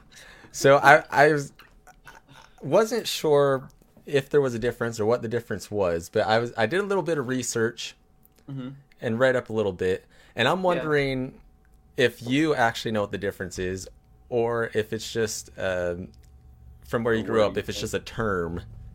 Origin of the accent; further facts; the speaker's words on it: California, United States; I'm from California